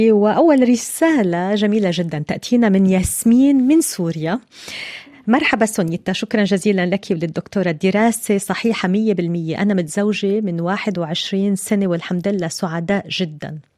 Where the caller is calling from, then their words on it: Iraq; ومن العراق السلام عليكم أنا متابعكم من العراق